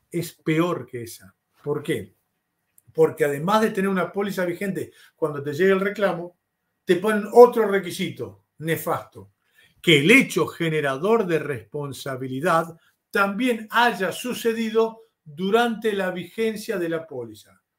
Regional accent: Argentina; Yo te hablo como argentino. Una de las ventajas que tiene Argentina es que es un país en vías de subdesarrollo.

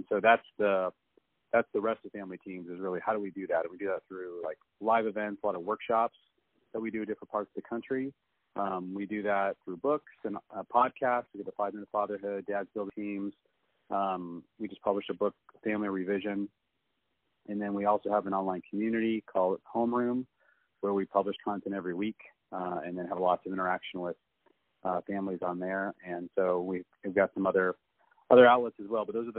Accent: Seattle, Washington, United States; I was raised in the Seattle area

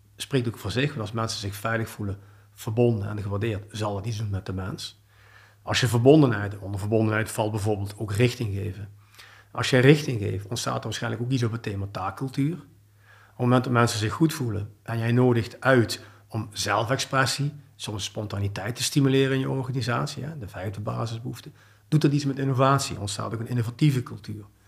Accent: Heerlen, Limburg, Netherlands; now in Belgium; Ik ben oorspronkelijk uit het Zuid-Limburgs, uit Heerlen

